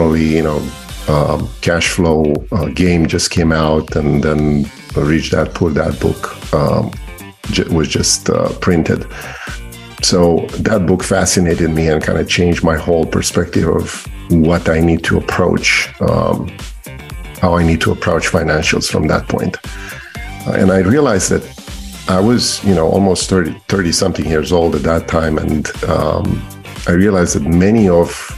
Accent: Romania; born or raised there; English is a second language; moved away as an adult; now in Maryland, United States

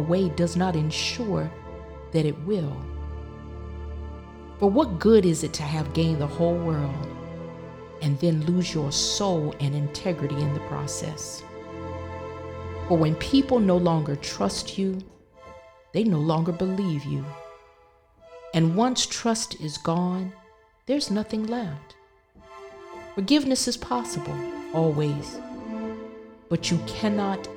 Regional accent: the South, United States; growing up in the South

